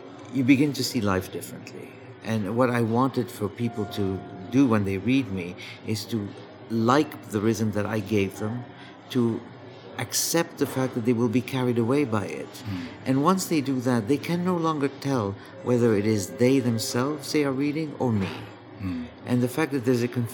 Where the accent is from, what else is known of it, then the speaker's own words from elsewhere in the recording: Egypt; moved away; my life in Egypt, growing up in Egypt